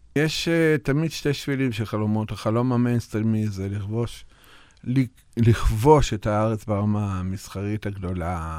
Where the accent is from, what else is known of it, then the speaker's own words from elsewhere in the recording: Russia; now in Israel; נולדתי ברוסיה ואני לבן